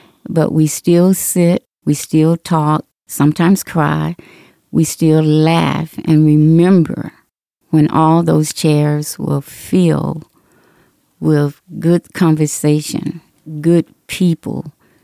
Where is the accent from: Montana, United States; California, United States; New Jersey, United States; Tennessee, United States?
Tennessee, United States; now in Las Vegas, United States; I grew up in Tennessee